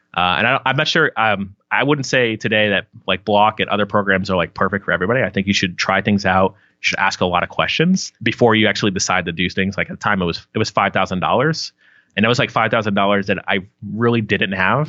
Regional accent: Palm Harbor, Florida, United States; I grew up in Palm Harbor, Florida, which is like two cities outside of Tampa

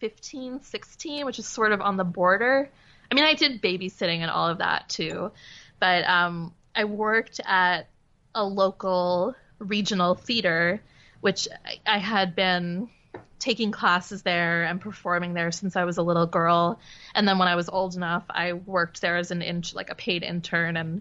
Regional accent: Demarest, New Jersey, United States; moved away as an adult; also born or lived in Pennsylvania; now in Brooklyn, United States; Demarest. It's a tiny little town with a gazebo. It's really small. Great high school, great public school. It was a beautiful place to grow up.

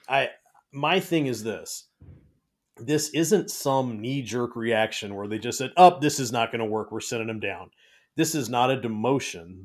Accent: Bay Area, California, United States; moved away; I grew up in the Bay Area of California

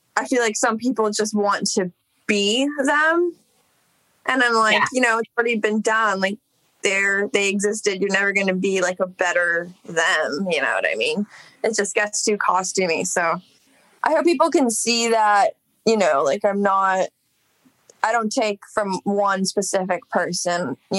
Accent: Los Angeles, California, United States; Yeah, I grew up in Echo Park. I mean, I guess same dish, but that's where I lived from when I was a baby until like 16.

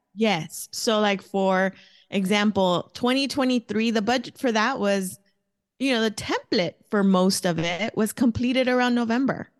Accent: Los Angeles, California, United States; first language Spanish; English is a second language; moved away as an adult; also born or lived in Mexico (family); now in Phoenix, United States; I grew up in East L A, um, from Southern California. I was there until I was a young adult. and then moved to Phoenix, Arizona when I was twenty-two.

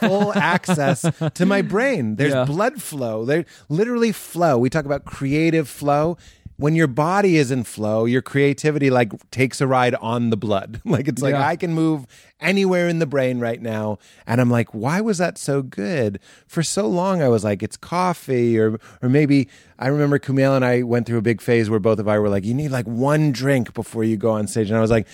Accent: Lexington, Massachusetts, United States; moved away; also born or lived in Chicago / New York / Los Angeles; I'm from Boston, but I usually say I'm actually from Lexington

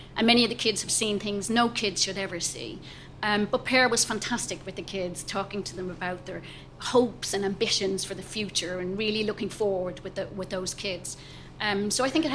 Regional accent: Ireland; I'm Irish

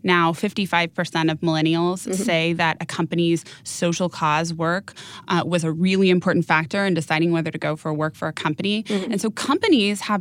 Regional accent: Napa, California, United States; I was raised in Napa.

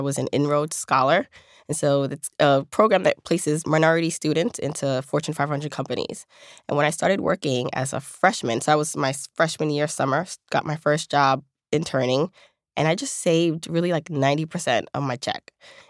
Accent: Jamaica; born there; I was born in Jamaica, the island, and she came here to provide a better life for me.

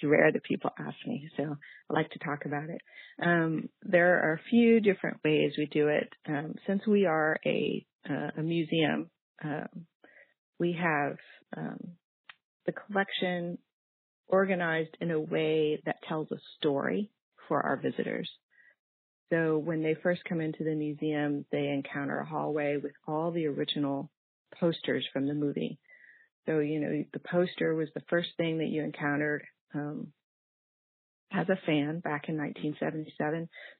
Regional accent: Texas, United States; moved away as an adult; I thought it would take 6 months, and I moved here from Texas, which is my home. And that was almost exactly 11 years ago.

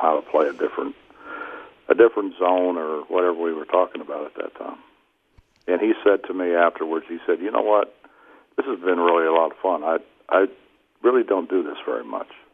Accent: Morgantown, West Virginia, United States; I was born in Morgantown.

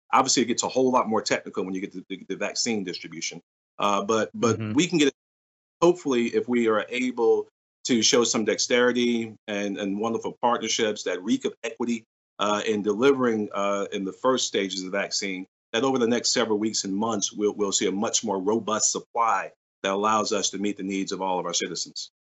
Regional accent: New York City, New York, United States; now in Columbia, United States; I grew up in South Jamaica, Queens

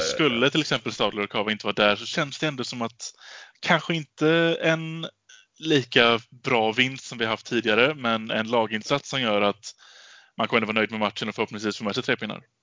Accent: Gothenburg, Västra Götaland, Sweden; för mig som göteborgare

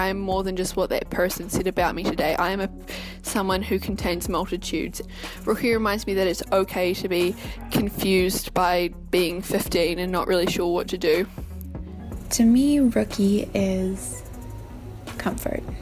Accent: Boynton Beach, Florida, United States; I'm 17 years old and I'm from Boynton Beach, Florida.

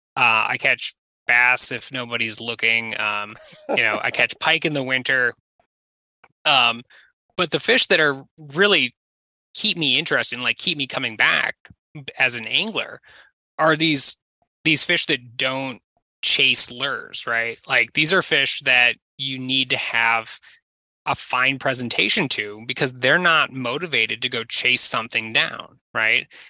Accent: southern Minnesota, United States; I was from southern Minnesota

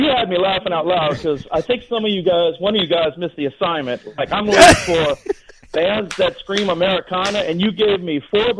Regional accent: Louisiana, United States; I'm calling from Terrebonne Parish, Louisiana. And I know us folks down in Louisiana

